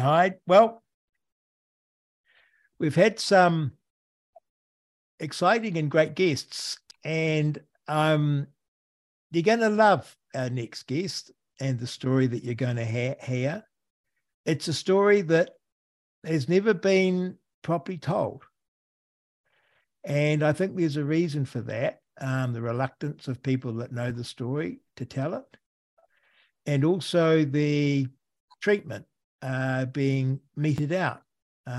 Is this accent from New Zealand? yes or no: yes; Rangiora, Canterbury, New Zealand; also born or lived in Oxford, New Zealand; I was born in Oxford Hospital, but I grew up in Cust and Rangiora